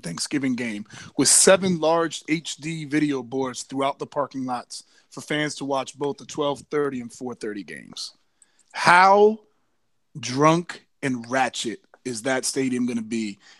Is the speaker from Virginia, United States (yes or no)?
yes; Virginia, United States; I'm from Northern Virginia